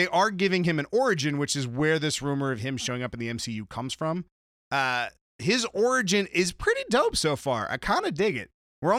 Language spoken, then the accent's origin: English; San Diego, California, United States; Well, I grew up in San Diego.